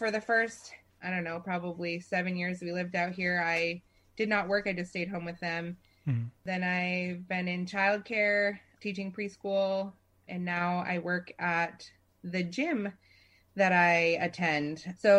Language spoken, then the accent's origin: English; Maine, United States; moved away as an adult; also born or lived in Brunswick, Maine / Bangor, Maine; now in Corvallis, United States; I was born and raised in Maine. Brunswick, Maine was where I was born. And I kind of went back and forth between Southern Maine and Bangor. Graduated high school and went to college there. And then we moved out to Oregon.